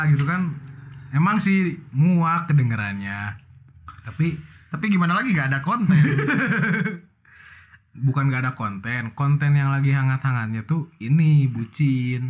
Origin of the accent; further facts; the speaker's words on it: Bandung, West Java, Indonesia; domisili dari Bandung